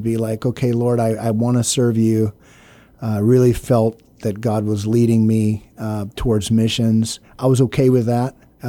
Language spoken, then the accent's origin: English; Brooks, Maine, United States; My dad, when I was born, was a church planter in the state of Maine, a little village called Brooks, Maine. And so you know, I grew up under the sound of the gospel